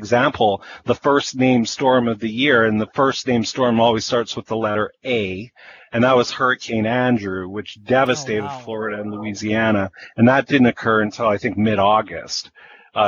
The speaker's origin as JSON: {"language": "English", "town": "Winnipeg", "region": "Manitoba", "country": "Canada", "tie": "born or raised there", "said": "growing up in Winnipeg"}